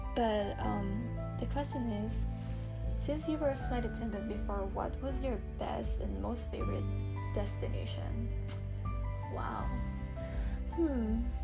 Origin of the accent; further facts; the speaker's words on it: Quezon City, Metro Manila, Philippines; moved away as an adult; also born or lived in Camarines Sur, Philippines / Middle East; now in Henderson, United States; I was born in Camarines Sur, raised in Quezon City